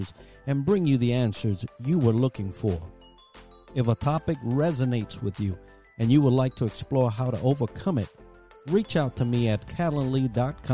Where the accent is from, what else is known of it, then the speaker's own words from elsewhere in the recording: New York City, New York, United States; also born or lived in Puerto Rico; I was raised in the Bronx, New York